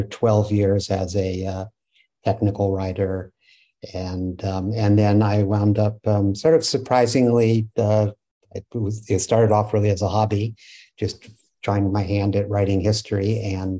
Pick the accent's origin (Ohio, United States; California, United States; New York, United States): California, United States; San Francisco Bay Area; I grew up in the San Francisco Bay Area